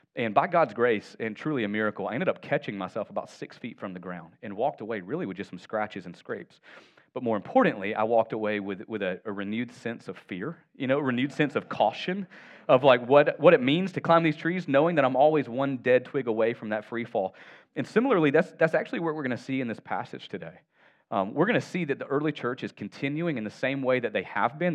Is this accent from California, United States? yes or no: no; Northwest Georgia, United States; I'm from Northwest Georgia. I had the real privilege of being raised in proximity to my extended family.